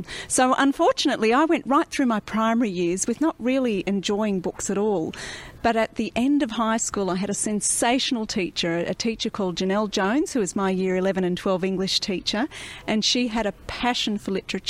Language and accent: English; country New South Wales, Australia; also born or lived in country Victoria; now in Victoria, Australia; I actually grew up in country New South Wales, so I'm a real country girl. I still live in the country, but in country Victoria